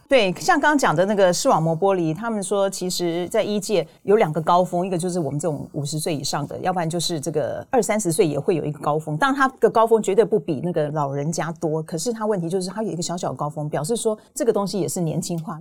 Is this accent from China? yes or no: no; Taiwan; 我们台湾人